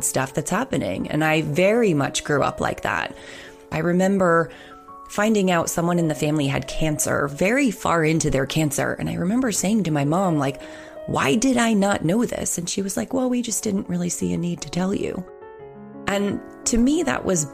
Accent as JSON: {"language": "English", "town": "Nashua", "region": "New Hampshire", "country": "United States", "tie": "born or raised there"}